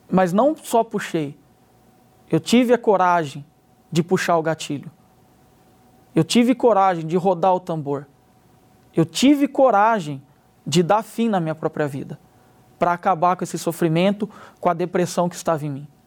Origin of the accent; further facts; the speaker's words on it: Limeira, São Paulo, Brazil; tenho 34 anos, sou da cidade de Limeira.